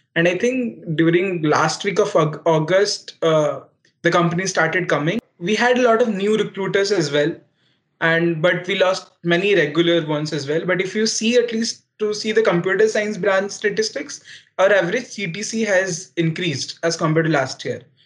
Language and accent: English; Odisha, India; NIT Rourkela was uh, in my home state